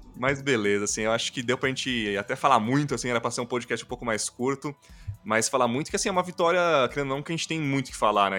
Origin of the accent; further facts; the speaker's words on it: Brazil; a gente, como brasileiro